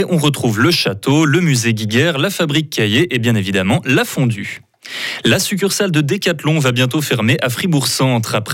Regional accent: Beirut, Beirut Governorate, Lebanon; je suis de Beyrouth

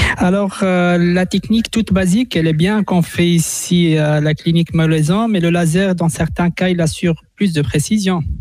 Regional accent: Switzerland; chez nous en Suisse

